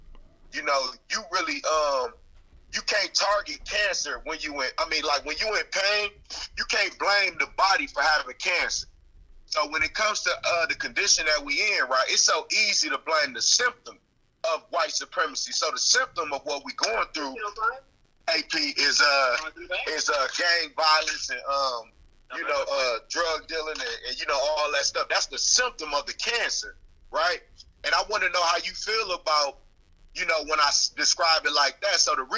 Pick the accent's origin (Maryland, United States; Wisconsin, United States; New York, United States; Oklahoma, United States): Wisconsin, United States; Milwaukee; I'm from Milwaukee, dog